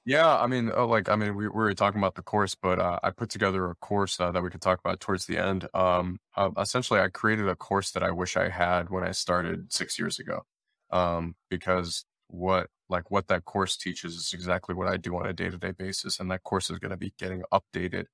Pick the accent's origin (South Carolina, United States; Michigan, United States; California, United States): Michigan, United States; Detroit; I'm born and raised in Detroit, Michigan